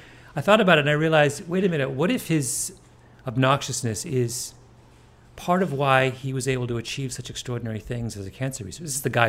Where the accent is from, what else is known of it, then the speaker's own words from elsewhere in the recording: Canada; I mean, I grew up in Canada, and we got English News, mm-hmm. in the 70s, or the CBC basically just picked up a lot of...